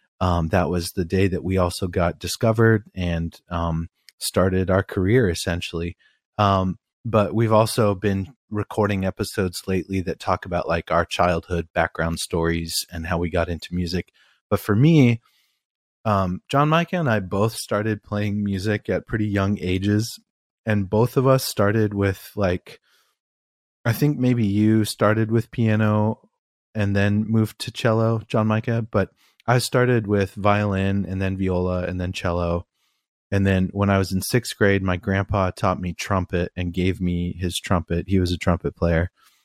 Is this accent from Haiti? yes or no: no; East Coast, United States; Like, I grew up on the East Coast and hip hop kind of came to light from New York City.